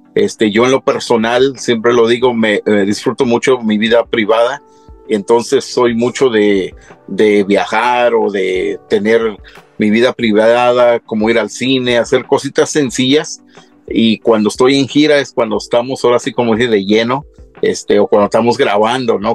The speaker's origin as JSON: {"language": "Spanish", "town": "Tacámbaro", "region": "Michoacán", "country": "Mexico", "tie": "born or raised there", "moved": "yes", "said": "soy originario de Michoacán"}